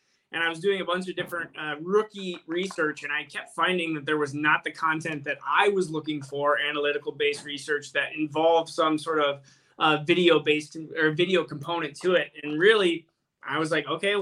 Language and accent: English; Minnesota, United States; Born and raised in Minnesota